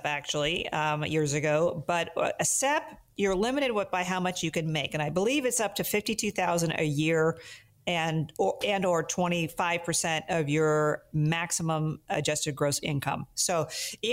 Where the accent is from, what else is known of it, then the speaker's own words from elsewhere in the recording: Sacramento, California, United States; I grew up playing tennis in the Sacramento, Northern California area